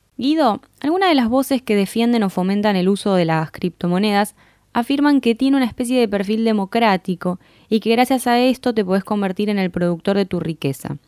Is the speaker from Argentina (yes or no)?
yes; Argentina; como argentinos, argentinas nos suele interesar